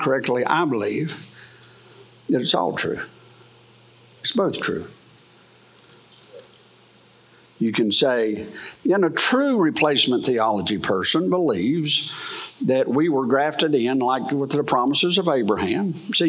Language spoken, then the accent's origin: English; United States; I am an American. I am. I love America.